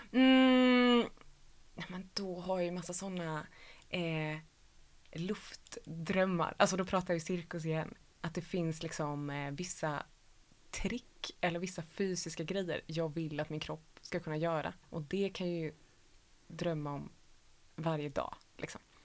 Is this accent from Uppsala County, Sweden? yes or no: no; Lidingö, Stockholm County, Sweden; moved away as an adult; now in Gothenburg, Sweden; Jag är uppvuxen på Lidingö utanför Stockholm